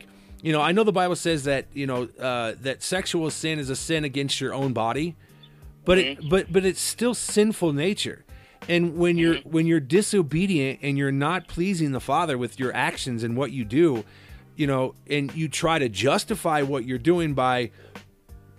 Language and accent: English; Cedar Rapids, Iowa, United States; my hometown, Cedar Rapids